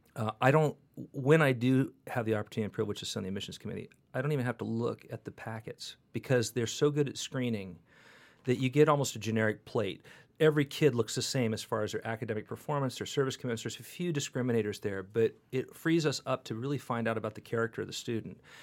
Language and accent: English; California, United States; moved away; every California medical school rejected me, which was the beginning of my deprogrammation of as a Californian